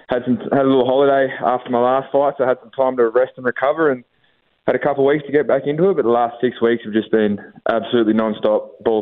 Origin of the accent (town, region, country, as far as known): Orange, New South Wales, Australia; born or raised there